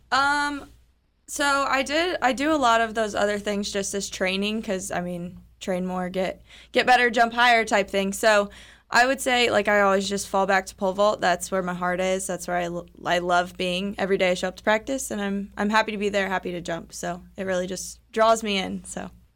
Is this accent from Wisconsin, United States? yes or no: no; Odessa, Missouri, United States; I grew up in Odessa